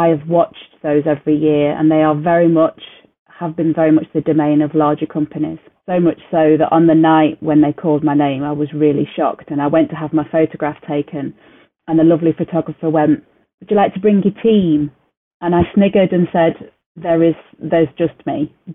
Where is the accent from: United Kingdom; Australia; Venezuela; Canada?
United Kingdom; we're terribly British